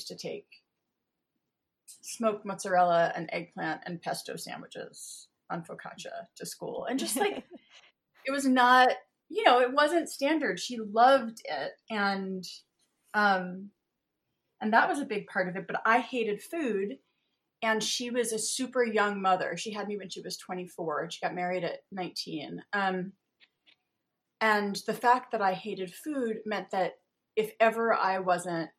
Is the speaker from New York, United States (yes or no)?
yes; Westchester, New York, United States; now in Hudson, United States; I grew up in Westchester, New York, which is about an hour and a half south of where I live now.